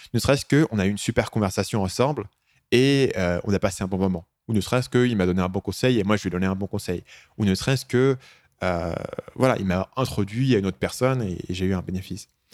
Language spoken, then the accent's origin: French; France; moved away as an adult; also born or lived in Asia; je suis parti très tôt de France, quand j'avais 22 ans